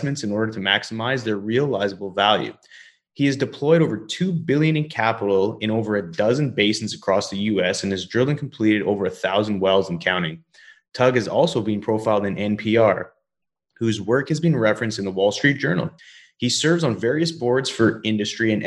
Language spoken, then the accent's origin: English; Canada; also born or lived in Alberta / British Columbia; now in Texas, United States; I grew up in Canada and Alberta and British Columbia, and I love being down in Texas